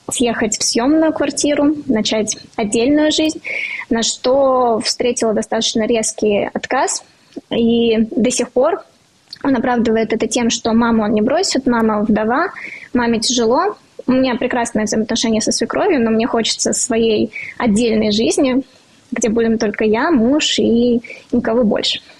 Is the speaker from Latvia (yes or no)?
yes; Riga, Latvia; now in Moscow, Russia; Я из Риги, из Латвии. Четыре года я уже живу в Москве.